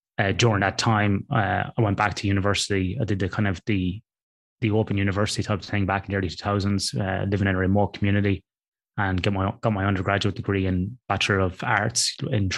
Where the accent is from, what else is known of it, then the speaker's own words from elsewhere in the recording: Athlone, Leinster, Ireland; moved away as an adult; now in Western Australia, Australia; I grew up in a town in the middle of Ireland, Ross, that you would know, called Athlone on the River Shannon.